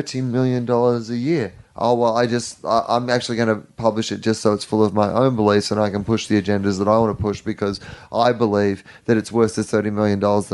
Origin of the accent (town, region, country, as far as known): Australia